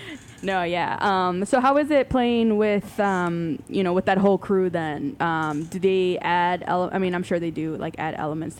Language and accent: English; Chicago, Illinois, United States; moved away; I'm from Chicago originally, and I moved back.